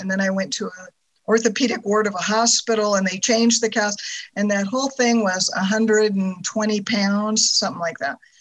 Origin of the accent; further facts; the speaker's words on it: California, United States; moved away as an adult; also born or lived in Germany; I'm from California